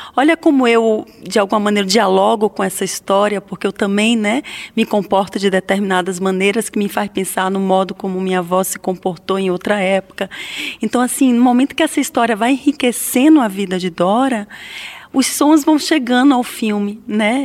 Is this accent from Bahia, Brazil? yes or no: yes; interior of Bahia, Brazil; also born or lived in Salvador, Brazil; E eu morava no interior da Bahia, numa cidade muito diferente de Salvador